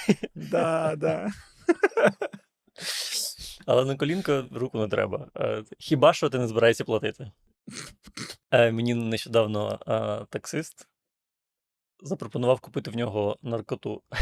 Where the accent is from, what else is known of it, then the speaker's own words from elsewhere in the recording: Ukraine; Я кажу, з України.